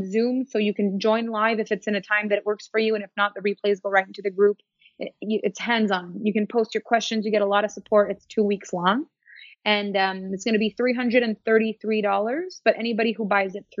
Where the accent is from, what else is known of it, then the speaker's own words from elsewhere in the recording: Canada; I'm French Canadian.